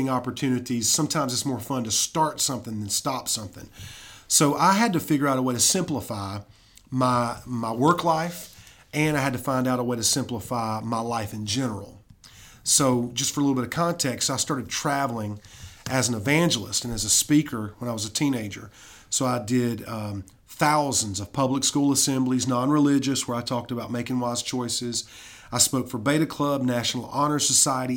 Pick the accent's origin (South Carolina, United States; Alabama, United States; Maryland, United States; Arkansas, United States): South Carolina, United States; Fountain Inn; now in Anderson, United States; I grew up in Fountain Inn